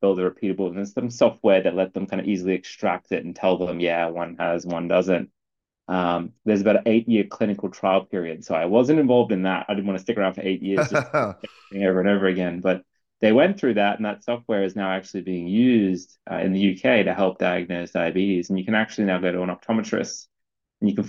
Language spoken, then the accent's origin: English; Brisbane, Queensland, Australia; moved away; I'm originally from Brisbane, Queensland, in Australia.